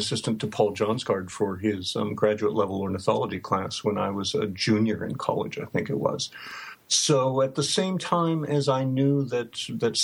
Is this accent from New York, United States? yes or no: no; Bellevue, Nebraska, United States; moved away as an adult; now in Bloomfield, United States; But I grew up and lived in Bellevue, Nebraska, which back then was about 10 miles south of Omaha